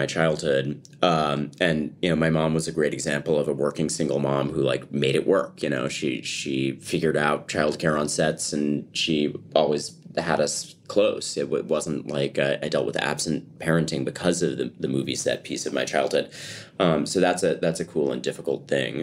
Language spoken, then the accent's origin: English; New England, United States; also born or lived in New York / Connecticut; I was born in New York and raised in New York and Connecticut